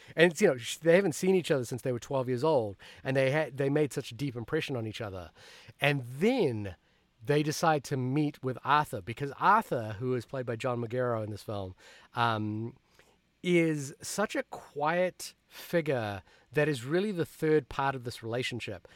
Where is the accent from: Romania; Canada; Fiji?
Fiji; also born or lived in New Zealand; now in United States; I immigrated from Fiji to New Zealand to the United States